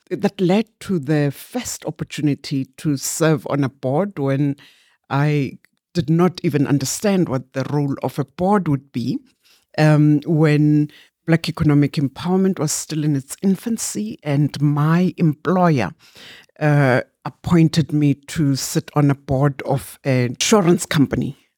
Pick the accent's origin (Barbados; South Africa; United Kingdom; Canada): South Africa; Barberton, Mpumalanga; also born or lived in Glencowie; I was born in Mjindini, which is near Barberton